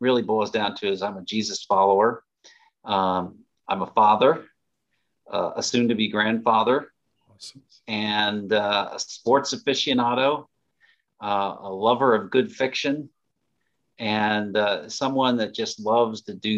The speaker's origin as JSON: {"language": "English", "town": "Lakewood", "region": "Ohio", "country": "United States", "tie": "born or raised there", "said": "I was born in the Cleveland area"}